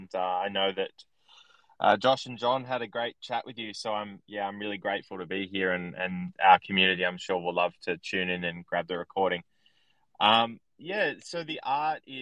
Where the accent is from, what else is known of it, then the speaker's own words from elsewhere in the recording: Sydney, New South Wales, Australia; I grew up in a town in Australia, or basically an area in Australia, in Sydney